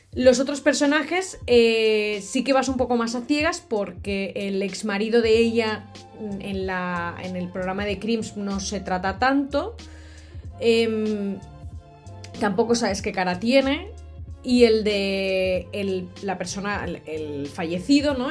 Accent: Catalonia, Spain; de Cataluña, de donde soy yo

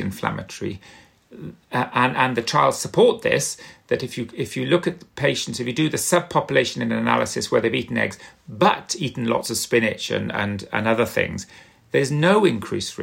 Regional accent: South Wales, United Kingdom; I'm from South Wales, and we used to love lava bread

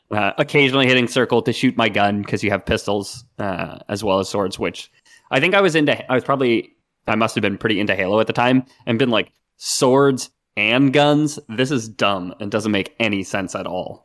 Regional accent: Canada; we're, we're Canadian

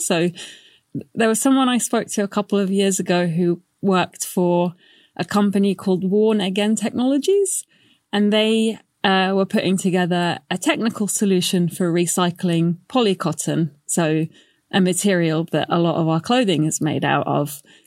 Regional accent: Baghdad, Baghdad Governorate, Iraq; moved away; I'm from Iraq originally. I was born in Baghdad, and I remember having power cuts as a kid.

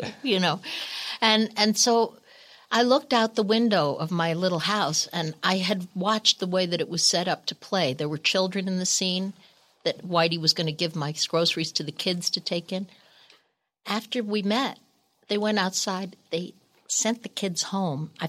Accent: Northeast, United States; Oh, Lord. And we're from the Northeast.

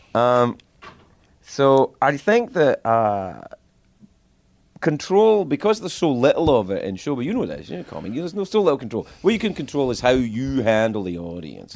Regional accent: Cumbernauld, Scotland, United Kingdom; moved away as an adult; I grew up in Cumbernauld

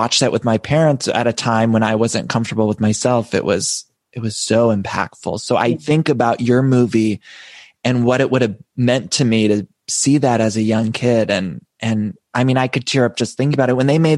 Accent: Ohio, United States; I'm from Ohio.

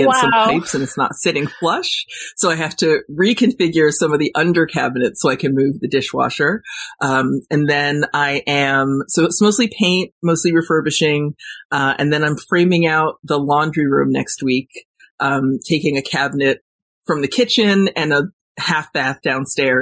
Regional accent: Warwick, New York, United States; moved away as an adult; also born or lived in Los Angeles; I moved back to New York, back to my hometown in Warwick

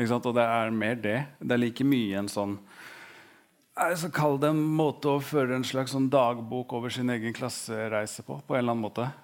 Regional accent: Oslo, Norway; 'Hvor er du fra?' så hadde jeg sagt Stovner med en gang

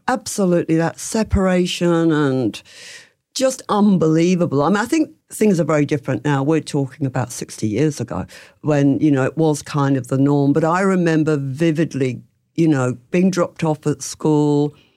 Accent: England, United Kingdom; moved away as an adult; also born or lived in London; now in Melbourne, Australia; I'm from England

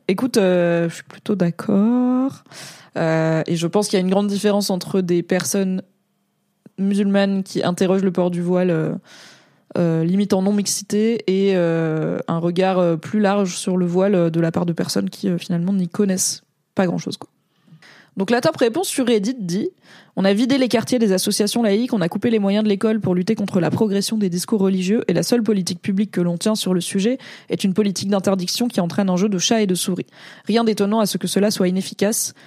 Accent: France; je suis né et j'ai grandi en France

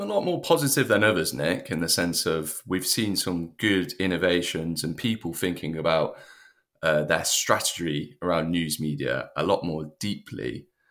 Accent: United Kingdom; as a British person

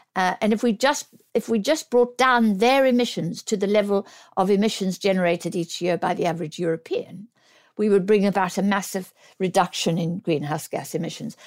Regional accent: South Africa; now in United Kingdom; I'm South African born.

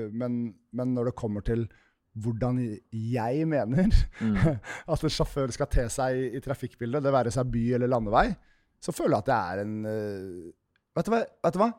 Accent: Nesodden, Akershus, Norway; jeg kom fra Fagersand, helt innerst på Nesodden

